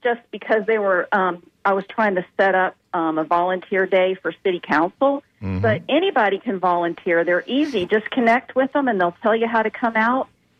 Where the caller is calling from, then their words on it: Tampa, Florida, United States; hey. I'm calling from Tampa.